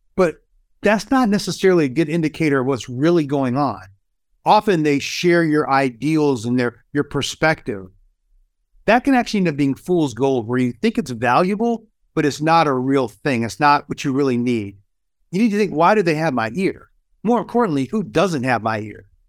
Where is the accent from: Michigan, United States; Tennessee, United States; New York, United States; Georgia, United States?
Michigan, United States; Kalamazoo; In my hometown of Kalamazoo, Michigan